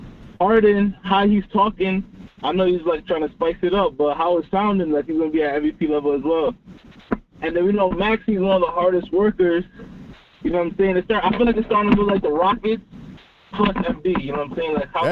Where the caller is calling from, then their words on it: Philadelphia, Pennsylvania, United States; from Philly.